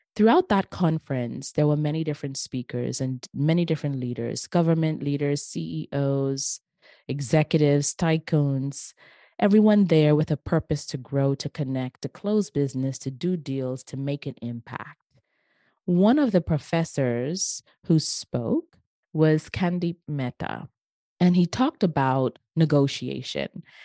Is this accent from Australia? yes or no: no; Bahamas; in my hometown, the where I grew up, in the beautiful islands of the Bahamas.